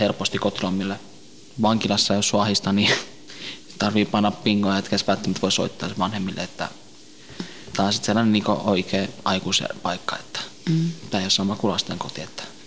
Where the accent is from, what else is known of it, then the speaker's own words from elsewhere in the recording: Tampere, Pirkanmaa, Finland; also born or lived in Northern Iraq (ancestry); now in Helsinki, Finland; mä oon syntynyt Suomessa, mutta mä oon niin lähikotoisin niin äh, Lähi-idästä päin, tuo kur, Irakin kurdi